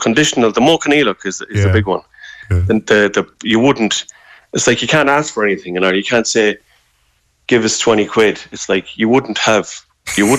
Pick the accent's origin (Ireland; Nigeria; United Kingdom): Ireland; we're all Irish